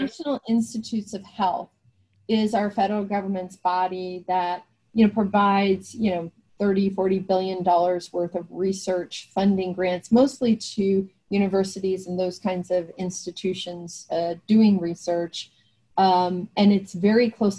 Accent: New Jersey, United States; where I grew up in New Jersey

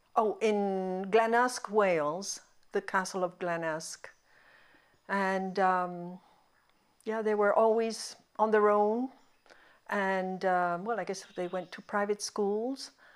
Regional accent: Lima, Peru; first language Spanish; English is a second language; also born or lived in Montreal, Canada; We, we came to Peru. I, I turned two in Peru

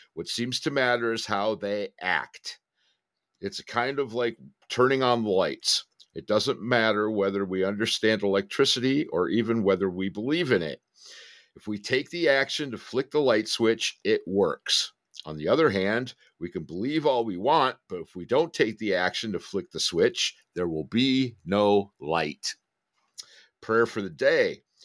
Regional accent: Detroit, Michigan, United States; I'm from Detroit

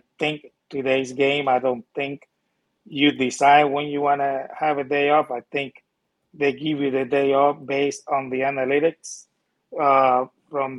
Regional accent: Puerto Rico; moved away; That's where I'm from. I come from Puerto Rico

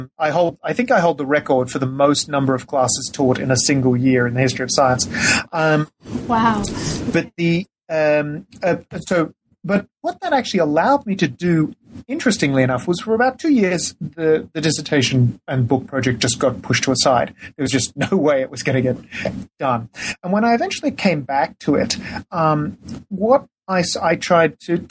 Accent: Australia; moved away; I'm originally from Australia

